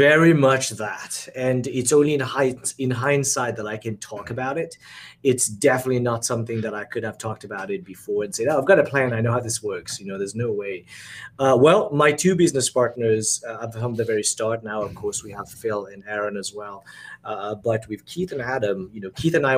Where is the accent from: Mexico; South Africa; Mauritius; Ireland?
Mauritius; also born or lived in Singapore / New Zealand / Pennsylvania / Los Angeles; now in Florida, United States; I'm from Mauritius